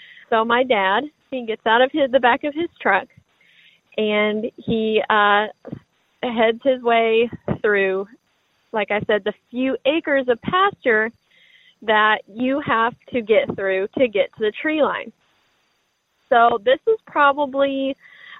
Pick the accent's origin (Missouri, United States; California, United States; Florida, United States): Missouri, United States; Springfield; I'm from Springfield, Missouri